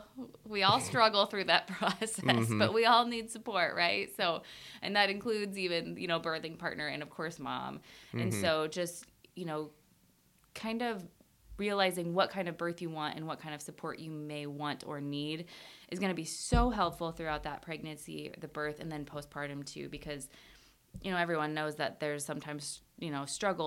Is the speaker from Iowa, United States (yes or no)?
yes; Iowa, United States; started working at the local nursing home in my hometown. I'm from a very small town in Iowa.